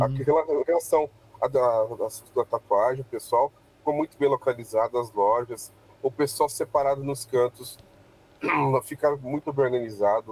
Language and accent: Portuguese; Campo Mourão, Paraná, Brazil; E nós somos paranaenses, nós somos de Campo Mourão, é, nós não somos pessoas vindo de fora trazendo nada, nós somos daqui mesmo